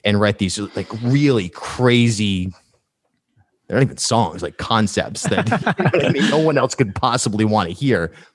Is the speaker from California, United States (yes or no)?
no; Charlestown, Rhode Island, United States; moved away as an adult; also born or lived in New York; I grew up in Charlestown and in the woods